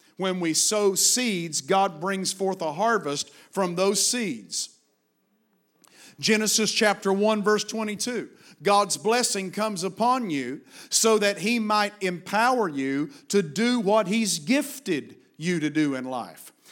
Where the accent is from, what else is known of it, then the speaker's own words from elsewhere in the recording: Virginia, United States; Virginia is my home state